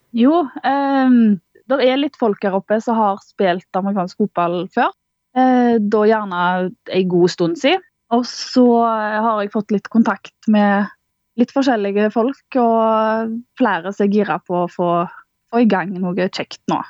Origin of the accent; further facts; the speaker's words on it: Karmøy, Rogaland, Norway; moved away as an adult; now in Bardu, Norway; Jeg er født og oppvokst på Karmøy